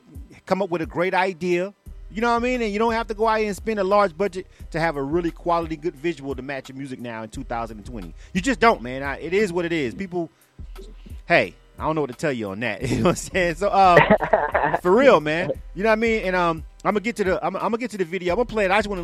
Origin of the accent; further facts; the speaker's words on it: Panama City, Florida, United States; moved away as an adult; now in Atlanta, United States; I'm born and raised in Panama City. So that's my hometown.